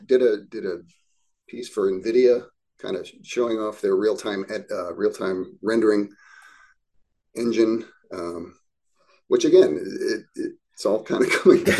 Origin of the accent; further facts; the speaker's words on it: Midwest, United States; You know, the surroundings were more like where I grew up in the Midwest